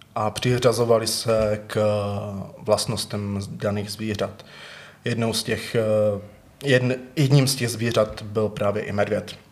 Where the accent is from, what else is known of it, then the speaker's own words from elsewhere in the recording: Třinec, Moravian-Silesian Region, Czechia; now in Ostrava, Czech Republic; Já jsem původně z Třince